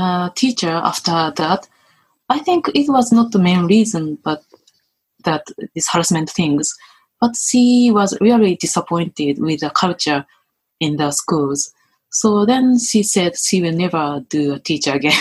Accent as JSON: {"language": "English", "country": "Japan", "said": "most Japanese men, women, including me"}